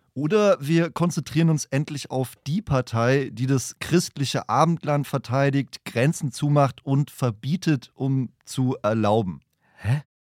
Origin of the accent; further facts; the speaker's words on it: Franconia, Bavaria, Germany; Ich komme aus Franken.